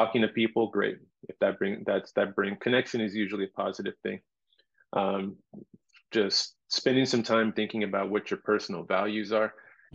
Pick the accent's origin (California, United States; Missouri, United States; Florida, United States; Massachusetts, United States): California, United States; Los Angeles; moved away as an adult; now in Maui, United States; I came here 18 years ago. I'm from Los Angeles